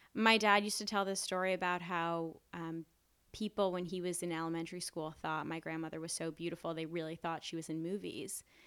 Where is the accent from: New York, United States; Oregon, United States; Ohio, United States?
New York, United States; New York City; I grew up in New York. I was born in Mount Sinai Hospital